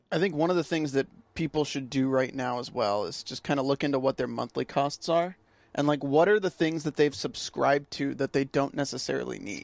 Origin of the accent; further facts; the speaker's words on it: North Carolina, United States; I'm from North Carolina